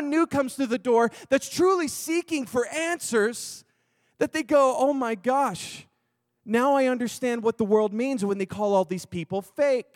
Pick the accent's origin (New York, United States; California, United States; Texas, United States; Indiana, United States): Texas, United States; I'm from Texas.